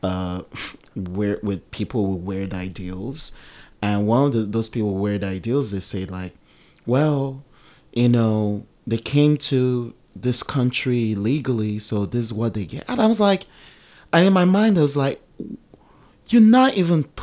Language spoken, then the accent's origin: English; Nigeria; also born or lived in Oakland, California; now in United States; I'm Nigerian